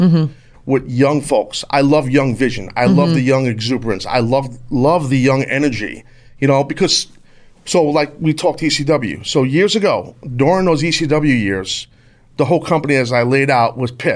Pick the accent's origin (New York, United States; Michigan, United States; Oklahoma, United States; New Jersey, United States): New York, United States; I born and raised in New York, if you couldn't tell from my accent